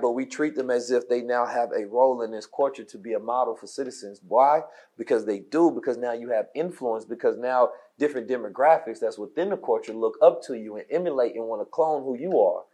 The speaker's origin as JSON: {"language": "English", "town": "Oakland", "region": "California", "country": "United States", "tie": "born or raised there", "said": "I was growing up in Oakland"}